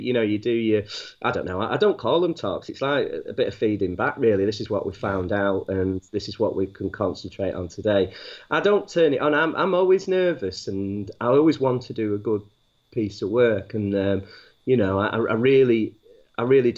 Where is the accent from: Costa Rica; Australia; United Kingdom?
United Kingdom; Manchester, North West England; moved away; also born or lived in Wakefield; I'm actually from Manchester